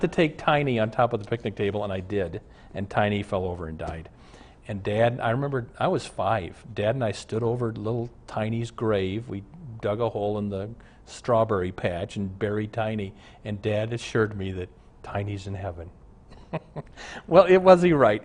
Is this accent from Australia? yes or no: no; Omaha, Nebraska, United States; now in Minneapolis, United States; I grew up in Omaha